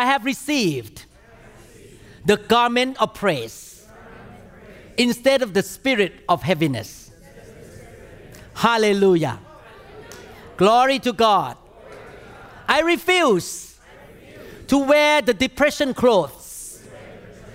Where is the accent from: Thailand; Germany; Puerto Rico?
Thailand; now in United States; I grew up in Thailand